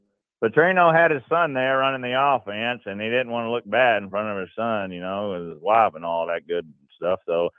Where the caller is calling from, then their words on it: Arkansas, United States; I'm calling from the great natural state of Arkansas